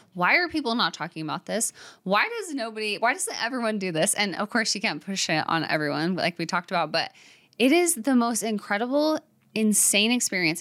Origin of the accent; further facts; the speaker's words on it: Arizona, United States; moved away; also born or lived in Utah; I grew up in Arizona, but with a religious background, and then moving to Utah